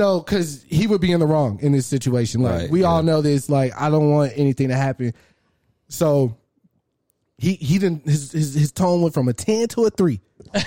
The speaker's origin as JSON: {"language": "English", "region": "Texas", "country": "United States", "said": "I'm from Texas"}